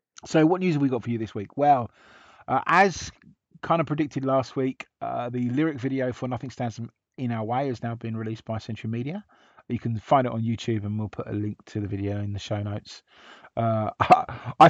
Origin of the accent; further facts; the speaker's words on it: England, United Kingdom; we're so English